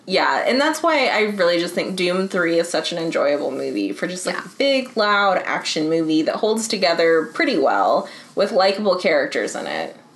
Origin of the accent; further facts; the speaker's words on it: United States; as an American